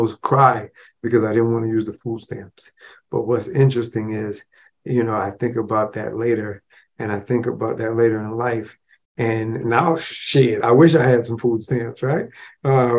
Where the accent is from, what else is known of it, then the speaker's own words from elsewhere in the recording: Rochester, New York, United States; I grew up in the projects within Rochester, New York.